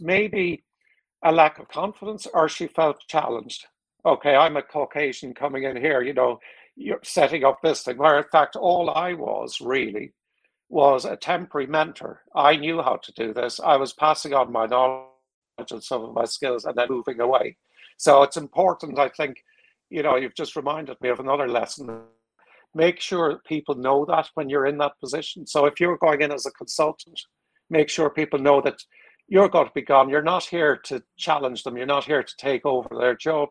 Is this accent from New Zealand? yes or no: no; Ireland; moved away as an adult; also born or lived in United States / Singapore / Philippines; I'm Irish.